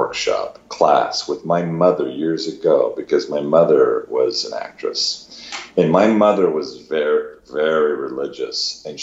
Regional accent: Huntington Beach, California, United States; I grew up in Huntington Beach

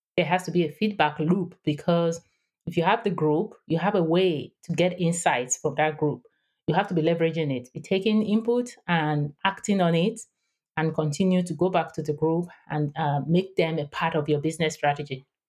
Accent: Nigeria; English is a second language; moved away as an adult; also born or lived in Houston, United States; now in San Diego, United States; I am based in San Diego, California, but I grew up in Nigeria. West Africa, and I spent the first twenty-six years of my life there.

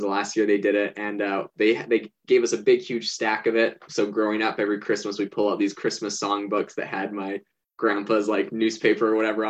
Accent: Vancouver Island, British Columbia, Canada; also born or lived in Hawaii; now in Arizona, United States; I grew up in Canada on Vancouver Island, right next to Vancouver, British Columbia.

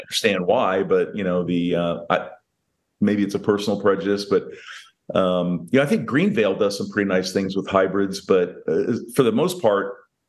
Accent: Rhode Island, United States; But I am from Rhode Island.

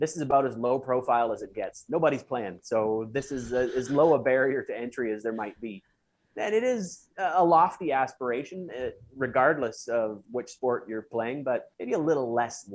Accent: Russell, Manitoba, Canada; Russell, Manitoba, where I came from.

